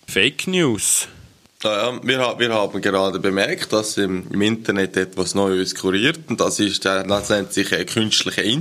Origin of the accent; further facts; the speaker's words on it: Switzerland; accent: Swiss; Mein Deutsch, wenn ich so ein bisschen reinkomme, hörst du meinen Schweizer Akzent echt